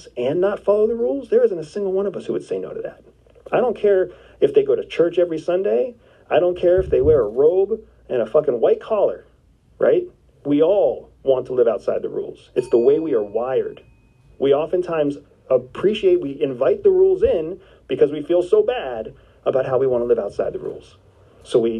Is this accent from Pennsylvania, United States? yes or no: yes; Enola, Pennsylvania, United States; my hometown, Enola, Pennsylvania